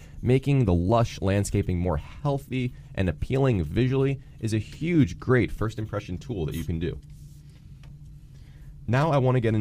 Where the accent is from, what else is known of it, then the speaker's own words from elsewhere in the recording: Boca Raton, Florida, United States; I grew up in Boca Raton.